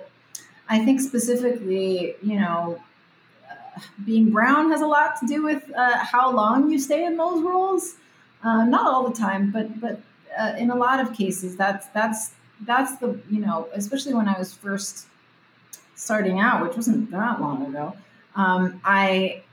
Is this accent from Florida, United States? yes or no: yes; Miami, Florida, United States; first language Spanish; English is a second language; moved away as an adult; now in Los Angeles, United States; I'm from Miami. My whole family are Cuban refugees, and I moved out to LA when I was 20 to pursue acting